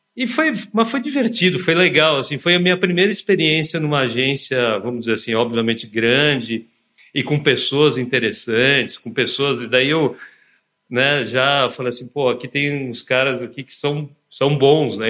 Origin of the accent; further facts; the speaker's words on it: São Bernardo do Campo, São Paulo, Brazil; also born or lived in Santo André; eu nasci na Progressista Santo André, né? E, enfim, mas só nasci lá e depois eu, eu vivi a minha infância e adolescência do lado, na cidade de São Bernardo. Então, assim, um garoto do ABC